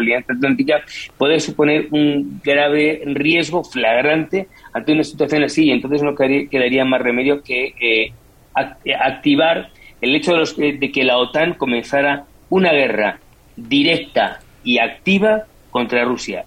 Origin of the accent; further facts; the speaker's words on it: Madrid, Community of Madrid, Spain; yo soy madrileño